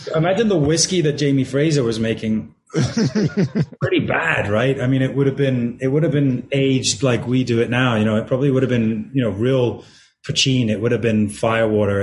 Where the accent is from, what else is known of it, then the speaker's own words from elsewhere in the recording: Edinburgh, Scotland, United Kingdom; I'm from Edinburgh